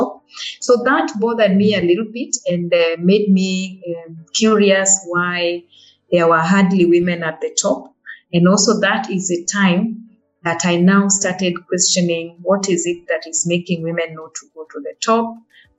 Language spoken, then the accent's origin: English; Kenya; I'm a Kenyan